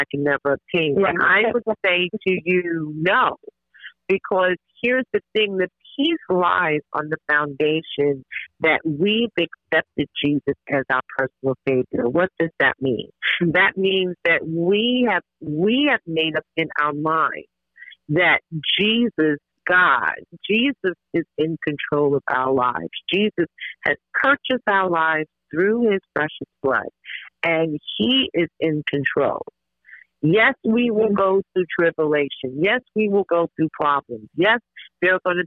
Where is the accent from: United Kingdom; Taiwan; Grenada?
Grenada; I'm originally from Grenada